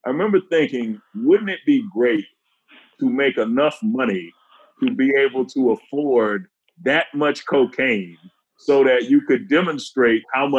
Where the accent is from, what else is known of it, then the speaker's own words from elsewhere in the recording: Detroit, Michigan, United States; I'm from Detroit